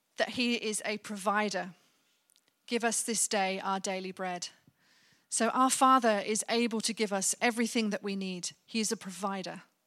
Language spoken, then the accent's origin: English; Birmingham, West Midlands, United Kingdom; my time growing up in Birmingham